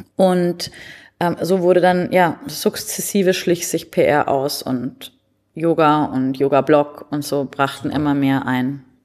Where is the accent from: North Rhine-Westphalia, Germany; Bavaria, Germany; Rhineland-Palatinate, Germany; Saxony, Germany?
Bavaria, Germany; Munich; moved away; also born or lived in Berlin; ich bin ursprünglich aus München